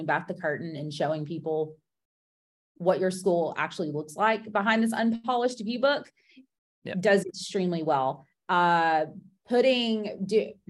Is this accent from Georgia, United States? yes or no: yes; Georgia, United States; I'm from Georgia